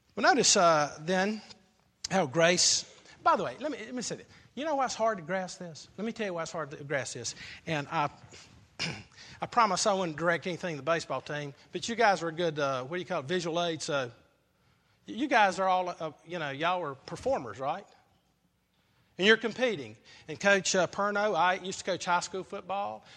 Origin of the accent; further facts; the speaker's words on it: South Carolina, United States; I grew up in South Carolina